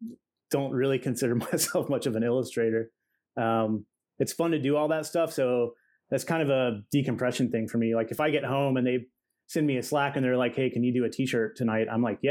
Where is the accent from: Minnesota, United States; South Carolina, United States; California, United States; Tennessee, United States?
Tennessee, United States; Cleveland; moved away as an adult; also born or lived in Roanoke, Virginia / Tampa, Florida; now in Cincinnati, United States; I was born in Roanoke, Virginia. Okay. And I moved to Cleveland, Tennessee. And that's where I grew up, essentially.